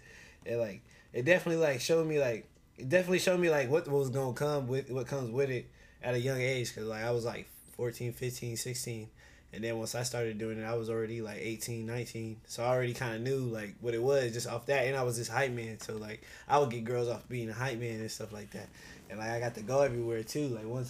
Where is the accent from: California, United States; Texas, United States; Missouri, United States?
California, United States; Oceanside; born there; also born or lived in Ohio / Georgia; I was born in Oceanside, California. And then I moved from Oceanside. See, I've been everywhere. I moved from Oceanside to Ohio. I lived in Ohio for like until I was like six.